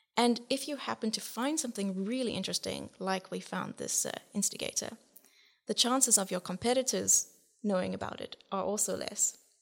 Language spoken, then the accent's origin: English; South Africa; moved away as an adult; now in Netherlands; from my accent, you can probably, yes, I'm from the southern country in Africa.